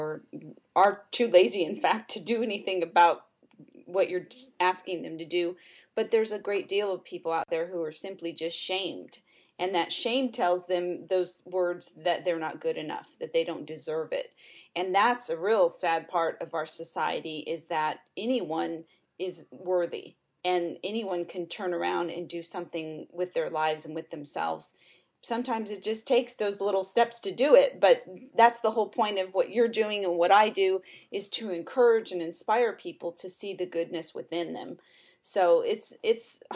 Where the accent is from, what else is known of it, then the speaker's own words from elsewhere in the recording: Southern California, United States; moved away; also born or lived in Tampa, Florida; I grew up in Southern California